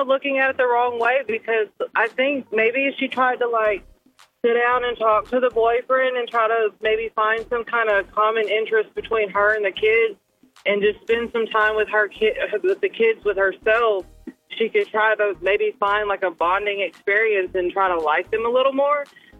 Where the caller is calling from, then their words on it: Marshall, Texas, United States; I'm actually calling from Marshall, Texas.